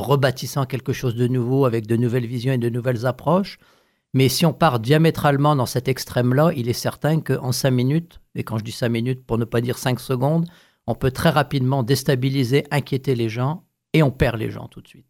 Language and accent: French; northern Paris region, Île-de-France, France; moved away; je suis originaire de France